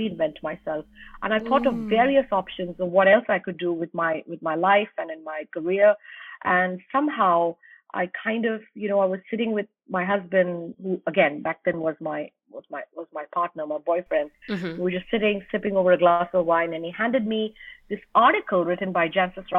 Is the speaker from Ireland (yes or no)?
no; India; as an Indian, we were so not exposed to the culture of wine